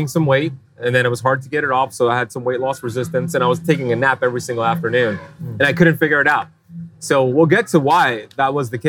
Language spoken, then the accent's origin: English; Miami, Florida, United States; You're vacationing in my hometown, Miami.